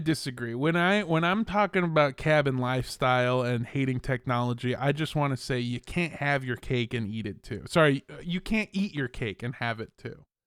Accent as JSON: {"language": "English", "town": "Los Angeles", "region": "California", "country": "United States", "tie": "born or raised there", "also_born_or_lived": "Indio, California", "said": "I grew up in Los Angeles, but I'm from a town called Indio, California"}